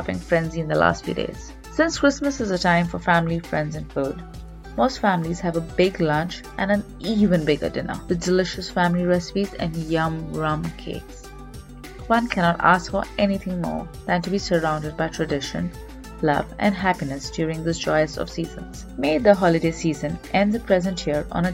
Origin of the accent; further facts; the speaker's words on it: India; Growing up in India